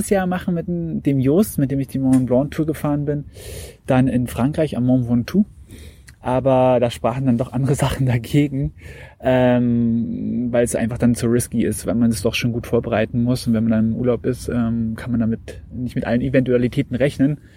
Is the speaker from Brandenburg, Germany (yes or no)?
yes; Potsdam, Brandenburg, Germany; now in Berlin, Germany; Also eigentlich gerade in der Schnittstelle zwischen da, wo ich aufgewachsen bin in Potsdam und da, wo ich jetzt wohne äh, in Berlin.